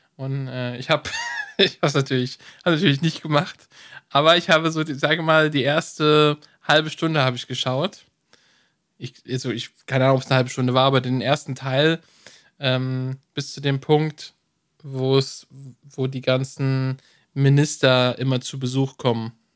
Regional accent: Germany; bei uns in Deutschland

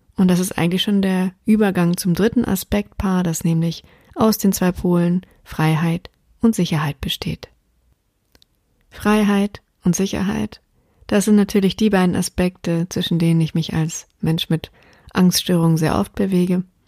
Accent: Taunus, around Frankfurt am Main, Hesse, Germany; moved away; ich ja im Moment immer noch in meiner alten Heimat bin, im Taunus rund um Frankfurt am Main

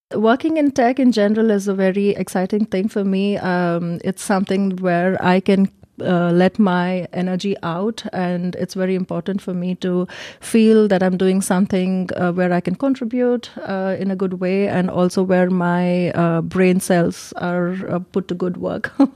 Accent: India; moved away as an adult; also born or lived in Germany; now in Munich, Germany; I'm from India, and I've been in Germany since ten years

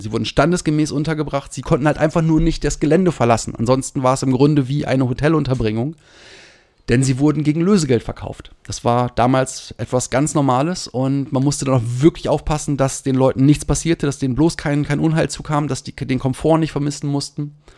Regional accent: Germany; als Deutscher

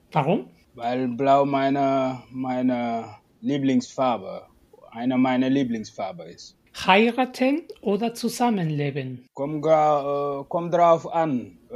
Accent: Senegal; German is a second language; moved away as an adult; also born or lived in Düsseldorf, Germany; now in Wuppertal, Germany; Also ich bin in Senegal geboren, da habe ich auch gelebt bis zum, bis zum 24., äh, 23. Jahr äh, meines Lebens und dann bin wegen Studium nach Deutschland.

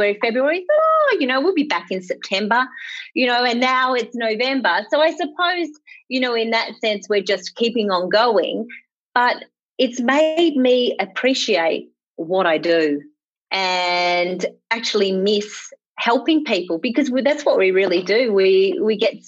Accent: Bendigo, Victoria, Australia; now in Melbourne, Australia; I was from the country. I'm a country girl. I'm from Bendigo. And I suppose people who know Victoria probably think that's not the country. But back when I was born, it was the country.

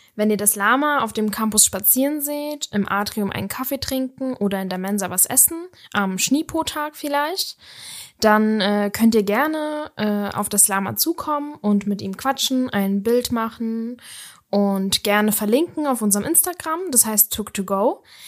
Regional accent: Kaiserslautern, Rhineland-Palatinate, Germany; ich komme auch ursprünglich aus Kaiserslautern, der schönen Pfalz

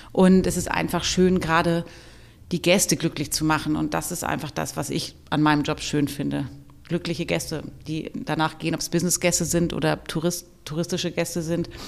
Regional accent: Lower Saxony, Germany; now in Hamburg, Germany; ich komme ursprünglich aus dem Landkreis Hannover

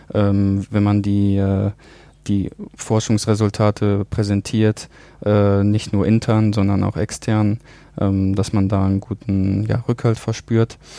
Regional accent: Germany; now in Geneva, Switzerland; als Deutscher

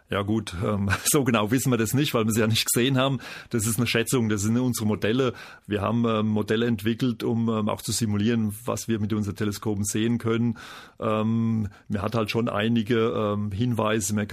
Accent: Aschaffenburg, Bavaria, Germany; Und ich komme aus Aschaffenburg und Darmstadt ist vor der Haustür, also für mich war das naheliegend

